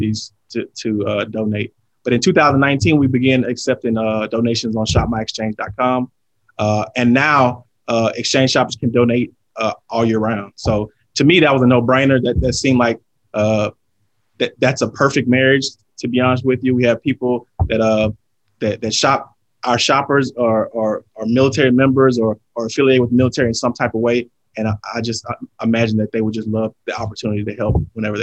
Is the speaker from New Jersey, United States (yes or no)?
no; Shreveport, Louisiana, United States; moved away; I'm originally from Shreveport, Louisiana.